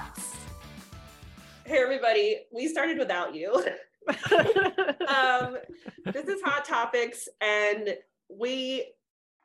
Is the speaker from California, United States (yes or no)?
yes; California, United States; we're both from California